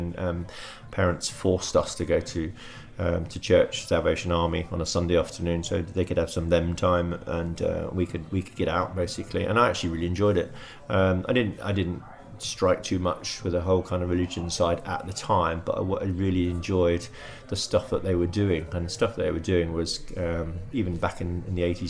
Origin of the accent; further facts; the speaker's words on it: Brighton, South East England, United Kingdom; moved away as an adult; also born or lived in Oxford; now in Guernsey; I was born in Oxford and moved to Brighton and was raised in Brighton, educated in Brighton